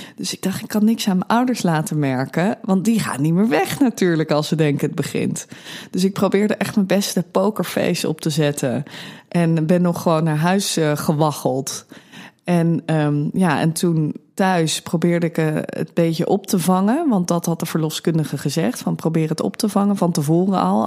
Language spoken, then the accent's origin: Dutch; Amsterdam, North Holland, Netherlands; 34 jaar oud, kom uit Amsterdam.